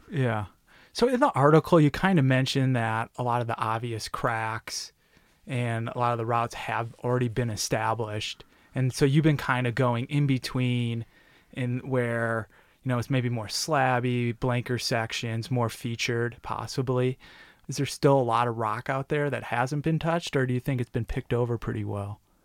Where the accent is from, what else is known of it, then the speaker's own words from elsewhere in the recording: Detroit, Michigan, United States; Midwest boy like me. I'm from Detroit